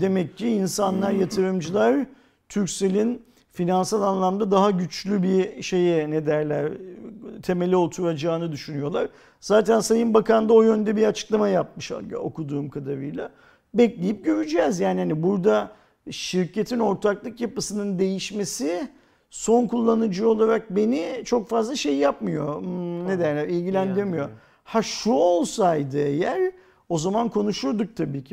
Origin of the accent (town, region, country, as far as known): Turkey